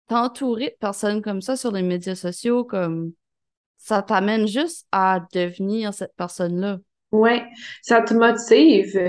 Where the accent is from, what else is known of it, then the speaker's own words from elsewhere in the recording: Sherbrooke, Quebec, Canada; Je viens de Sherbrooke.